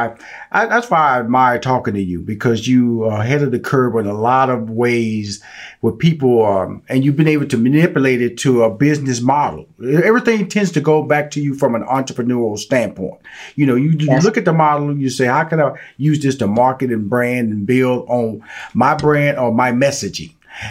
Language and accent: English; Houston, Texas, United States; Because I was born and raised in Fifth Ward.